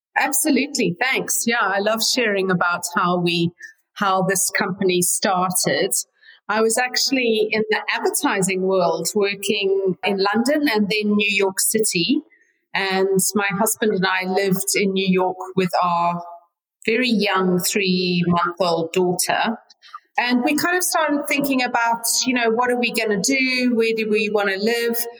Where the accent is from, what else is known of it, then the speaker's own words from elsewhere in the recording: Zimbabwe; moved away as an adult; now in United States; I was born there and raised there until I was in my 20s. And yeah, living here very happily in the United States.